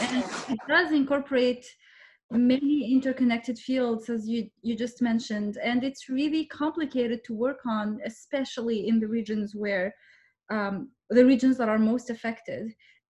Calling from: Vancouver, British Columbia, Canada; your co-host on African Joe Paddy, and I'm speaking from Vancouver, Canada this time.

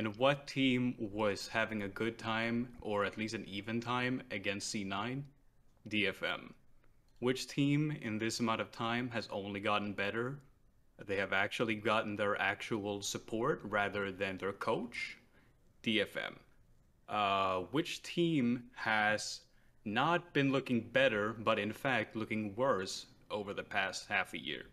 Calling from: Stockholm County, Sweden; I am calling from the Stockholm region of Sweden

